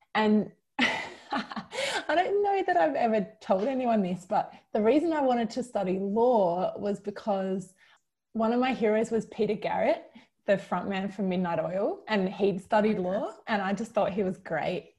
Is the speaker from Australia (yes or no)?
yes; Kalamunda, Western Australia, Australia; moved away as an adult; also born or lived in Oxford; now in Sydney, Australia; I was very lucky to grow up in Kalamunda in the Perth Hills